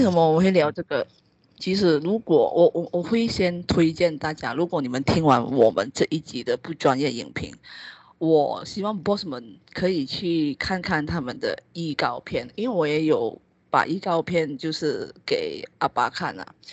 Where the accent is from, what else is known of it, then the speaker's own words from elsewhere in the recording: Malaysia; 我们马来西亚华人其实还蛮算，大部分是属于比较传统的